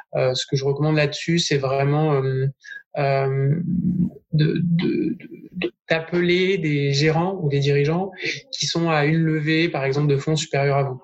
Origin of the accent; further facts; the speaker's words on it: Bordeaux, Nouvelle-Aquitaine, France; now in Lyon, France; je suis bordelais